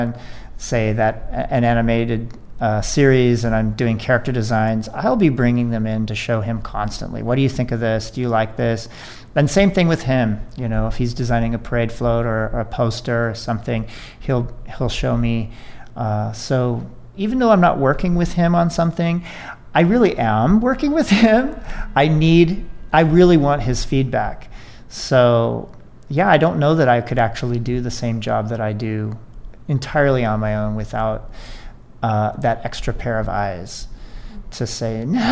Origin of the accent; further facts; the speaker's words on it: Phoenix, Arizona, United States; moved away as an adult; now in Anaheim, United States; I grew up in Phoenix and was an Arizona kid all the way through